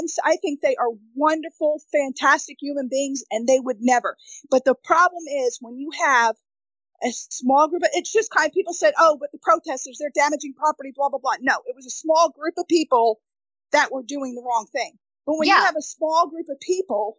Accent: New York, United States; moved away; also born or lived in Connecticut / Midwest; growing up in New York to moving to, you know, Connecticut, then moving to the Midwest

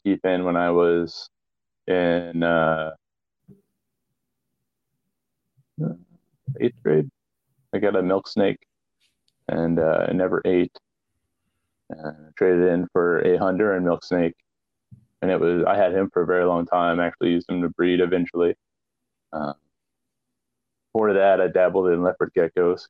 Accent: Iowa, United States; when I was a little kid growing up in the Midwest

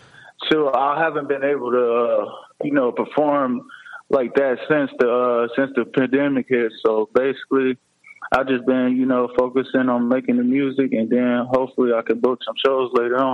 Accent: Lansing, Michigan, United States; I'm from Lansing, Michigan.

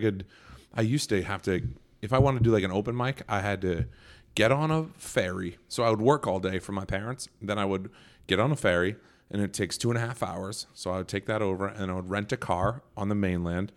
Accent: Nantucket, Massachusetts, United States; moved away as an adult; my hometown

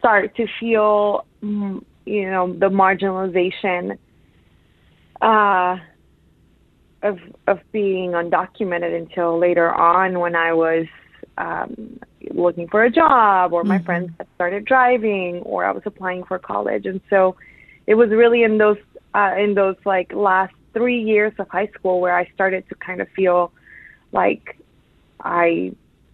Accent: Atlanta, Georgia, United States; also born or lived in Mexico; the part of Atlanta where I grew up is called Buford Highway.

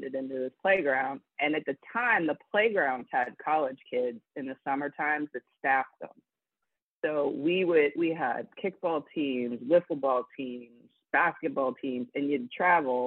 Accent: Johnstown, Pennsylvania, United States; I grew up about an hour and a half from Pittsburgh in Johnstown. It was a steel town

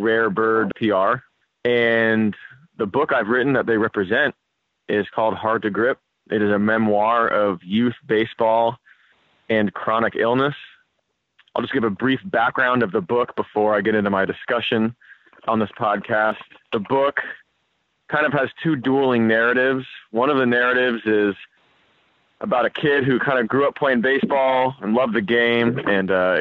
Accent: San Francisco, California, United States; We grew up playing together in San Francisco

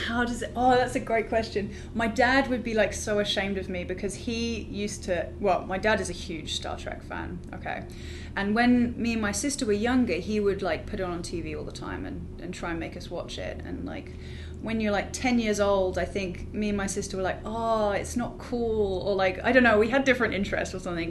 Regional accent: United Kingdom; moved away; also born or lived in London / New York; I'm from the UK

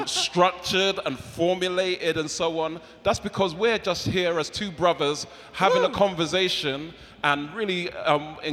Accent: London, United Kingdom; always born and raised in South London

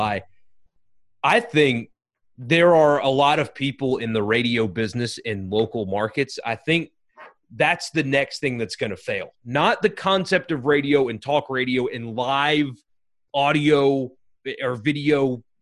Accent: Greenville, South Carolina, United States; moved away; in Greenville, South Carolina, it's not a college town

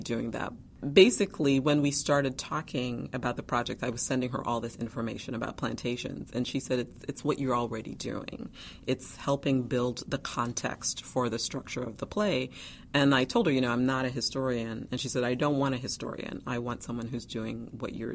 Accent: Guyana; now in Chapel Hill, United States; I was born in Guyana, South America

